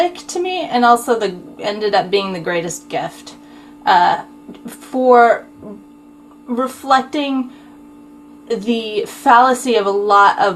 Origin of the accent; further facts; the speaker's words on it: Utah, United States; also born or lived in Texas; I was born in Texas. I was raised in Utah.